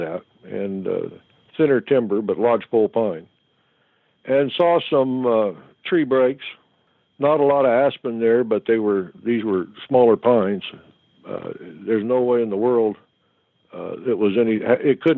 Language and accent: English; Oklahoma, United States; I'm from Oklahoma, so we call them boogers in the way I grew up